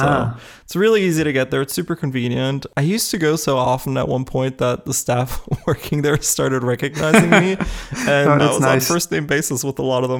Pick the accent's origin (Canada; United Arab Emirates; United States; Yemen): United States; So I grew up in the States, but my grandmother, she lives in Germany.